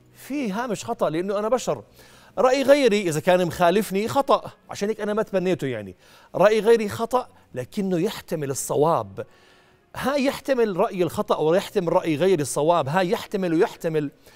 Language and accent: Arabic; Jordan; عندنا بالأردن